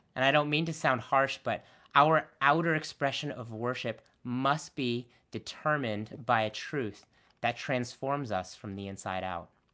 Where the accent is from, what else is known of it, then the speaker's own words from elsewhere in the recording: Connecticut, United States; also born or lived in Boston; I was born and raised in Connecticut